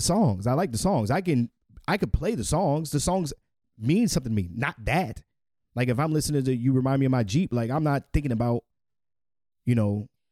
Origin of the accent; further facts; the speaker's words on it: United States; I'm a American born